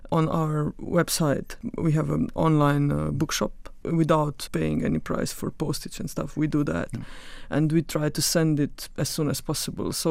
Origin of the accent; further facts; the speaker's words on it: Carinthia, Slovenia; I come from Koroška region, which is the northern part of the country, and uh, I went to the primary school and to gymnasium there